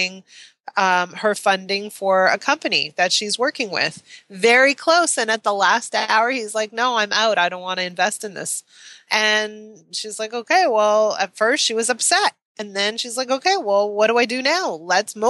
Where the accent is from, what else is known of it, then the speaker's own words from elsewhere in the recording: Canada; I'm Canadian